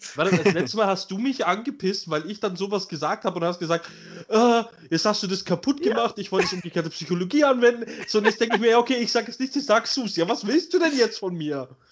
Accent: Germany; bei uns in Deutschland

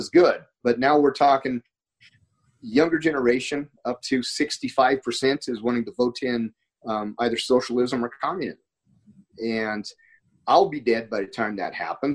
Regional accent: Montana, United States; moved away; I'm from Montana

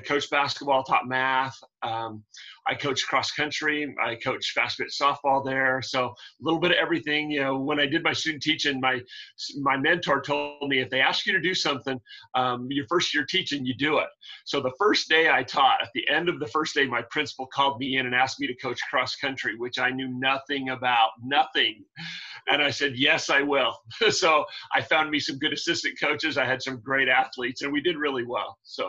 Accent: Panaca, Nevada, United States; moved away; also born or lived in Utah; Born and raised in Panaca, Nevada, a really small town, about 150 miles north of Las Vegas, 39 people in my graduating class.

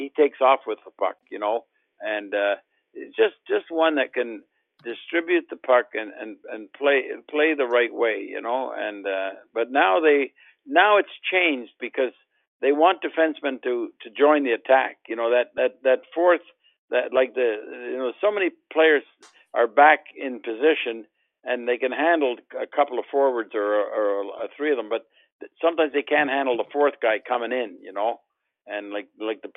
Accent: Montreal, Quebec, Canada; I grew up in Montreal with Doug Harvey

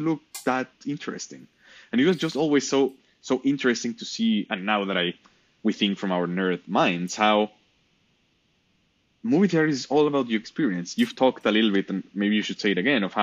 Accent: Mexico; now in San Francisco Bay Area, United States; I'm from Mexico.

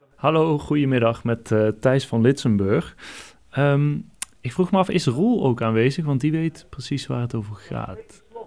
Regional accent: North Brabant, Netherlands; accent: soft G; now in Eindhoven, Netherlands; ik woon in, in Brabant. Ah ja. Inderdaad, in Eindhoven

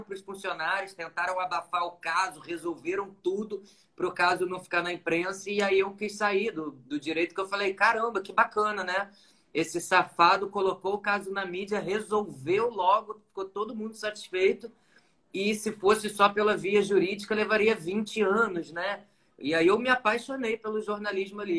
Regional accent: Nova Friburgo, Rio de Janeiro, Brazil; now in Rio de Janeiro, Brazil; eu sou de uma cidade do interior daqui do Rio, né? Nasci em Nova Friburgo

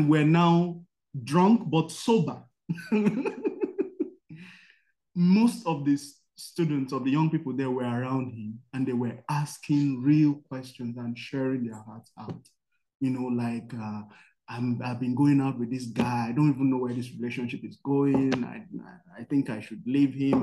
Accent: Nigeria; I'm from Nigeria

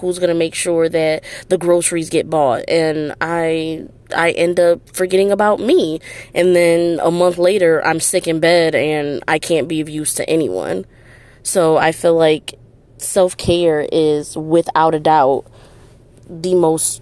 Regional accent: Detroit, Michigan, United States; I'm from Detroit, Michigan

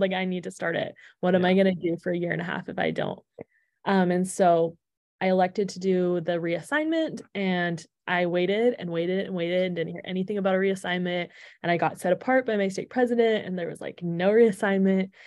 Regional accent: Alberta, Canada; moved away as an adult; also born or lived in Provo, Utah (BYU) / Washington, D.C.; I am originally from Canada. So, I grew up in Alberta

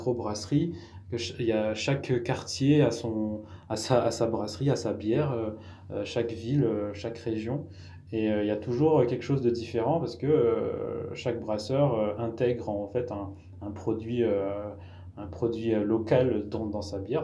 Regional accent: Madagascar; moved away as an adult; also born or lived in Bordeaux region, France; now in France; Je suis originaire de Madagascar, donc j'y suis né, j'y ai vécu 20 ans.

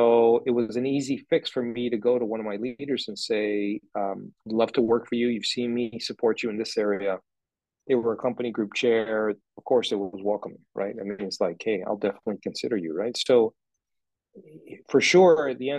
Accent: Minneapolis, Minnesota, United States; I'm American, Minneapolis

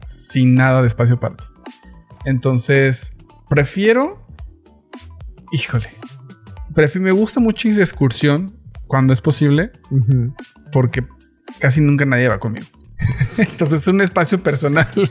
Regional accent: Mexico City, Mexico; Soy chilango.

